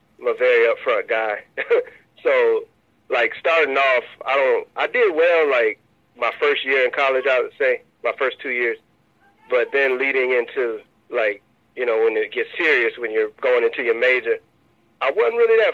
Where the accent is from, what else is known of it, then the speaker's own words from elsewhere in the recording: Tallahassee, Florida, United States; Tallahassee being my hometown